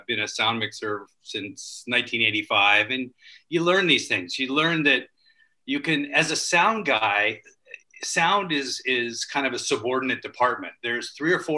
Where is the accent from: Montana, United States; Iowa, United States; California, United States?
California, United States; Culver City; I grew up in Culver City, right across from MGM.